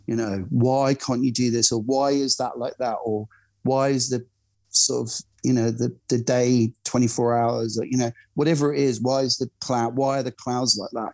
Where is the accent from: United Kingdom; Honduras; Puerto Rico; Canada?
United Kingdom; Glasgow, Scotland; moved away; I'm originally from Glasgow